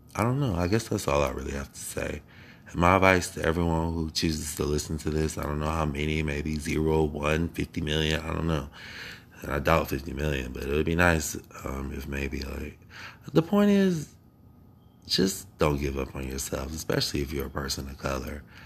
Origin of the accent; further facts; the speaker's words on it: Akron, Ohio, United States; I was born in Akron, Ohio. Born and raised